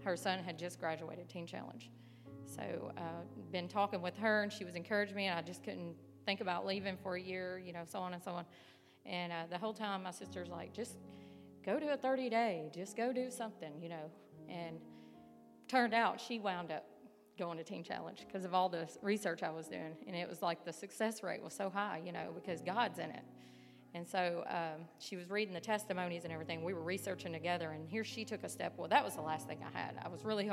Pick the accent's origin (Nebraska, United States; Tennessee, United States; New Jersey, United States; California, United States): Tennessee, United States; Northwest; moved away as an adult; now in West Virginia, United States; I'm from Northwest Tennessee.